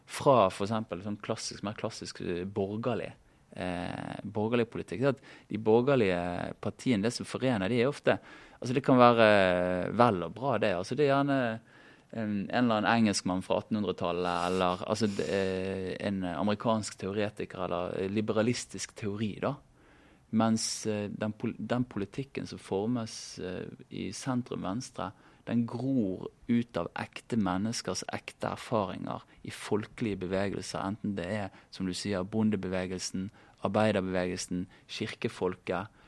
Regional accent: Bergen, Vestland, Norway; siden jeg kommer fra Bergen

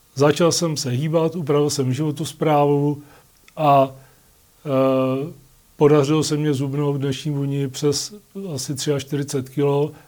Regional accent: Litoměřice, Ústí nad Labem Region, Czechia; jsem z Litoměřic, jak jsem prvně vyšel u nás na Mostnou horu

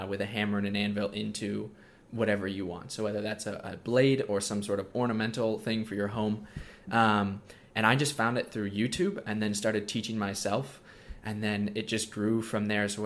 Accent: Minnesota, United States; also born or lived in Coeur d'Alene, Idaho; I live in Minnesota, and I've been homeschooled my whole life.

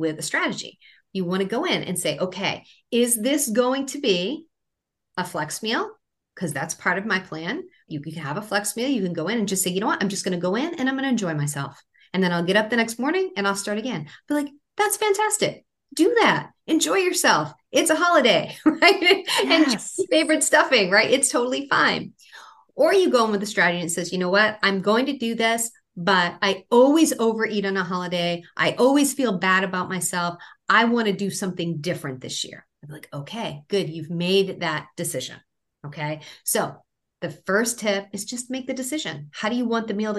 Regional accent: Maine, United States; I grew up in Maine

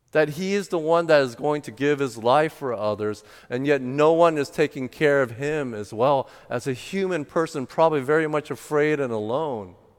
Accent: United States; my parents are first generation that immigrated to the U S, and I was the first generation born in the United States.

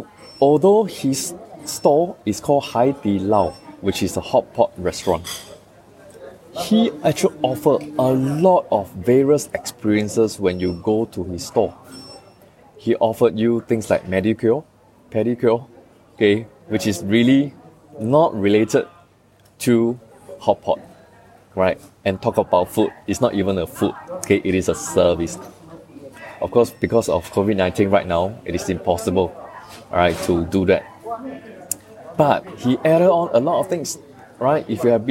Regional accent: Singapore; as a Singaporean, we all know

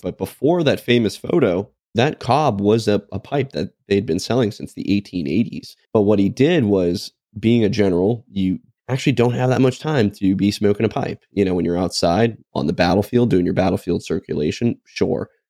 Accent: United States; as an American

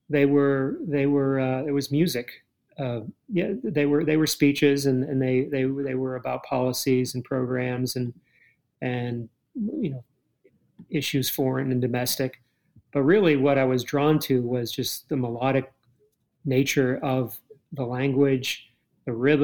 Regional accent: Cape Cod, Massachusetts, United States; I grew up on Cape Cod

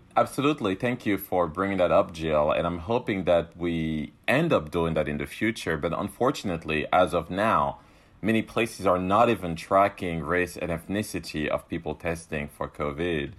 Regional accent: Cameroon; now in Rhode Island, United States; I was born in Cameroon, a country that still to this day criminalizes L G B T Q people

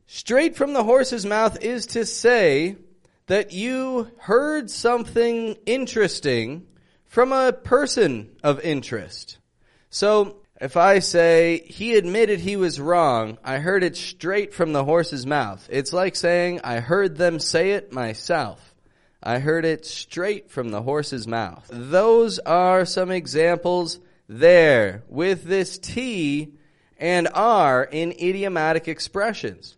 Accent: Toronto, Ontario, Canada; I'm from Toronto

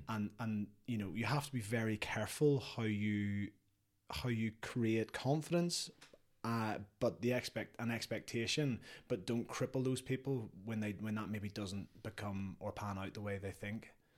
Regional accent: Northern Ireland, United Kingdom; when we were growing up in Northern Ireland

